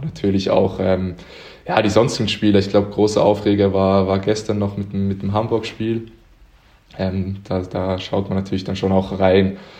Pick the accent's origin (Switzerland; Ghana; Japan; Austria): Switzerland; Uster, Zurich; moved away as an adult; now in Konstanz, Germany; Ich bin in Uster geboren. Das ist in der Nähe von Zürich